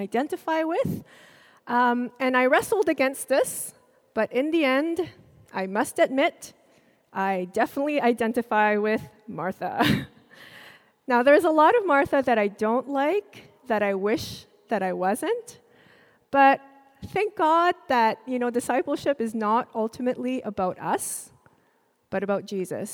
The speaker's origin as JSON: {"language": "English", "country": "Singapore", "tie": "born or raised there", "also_born_or_lived": "Jakarta, Indonesia", "said": "And when I was four, we moved to Singapore. My parents enrolled me in a Chinese school"}